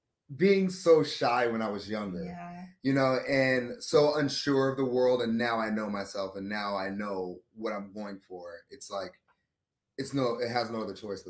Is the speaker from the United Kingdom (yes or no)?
no; Coco Solo, Colón, Panama; born there; I'm a military brat. I was born in Panama, or Cocosolo, Panama, the country